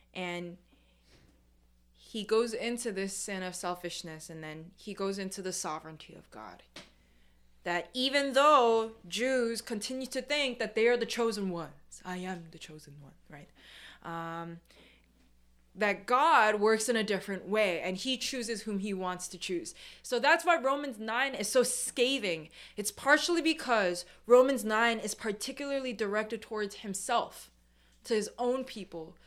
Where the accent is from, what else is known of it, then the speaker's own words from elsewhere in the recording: New York City, New York, United States; I'm second gen, I'm born and raised in New York. The first thing that you'll notice about me is that I'm a New Yorker